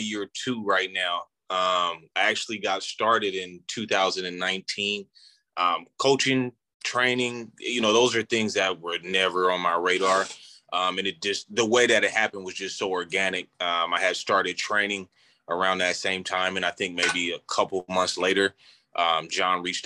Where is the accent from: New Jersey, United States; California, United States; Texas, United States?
California, United States; Sacramento; also born or lived in Georgia / Ireland; I too are from the area, played at Valley High School, played my JC ball right here at Cosumnes River College